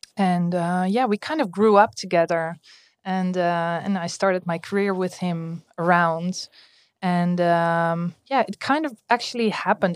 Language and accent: English; Amstelveen, North Holland, Netherlands; I grew up in Amstelveen, so close to Amsterdam